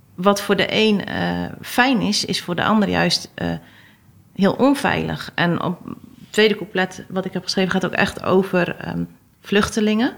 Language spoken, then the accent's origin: Dutch; Westkapelle, Zeeland, Netherlands; moved away; Zeeland of uit Westkapelle, waar ik vandaan kom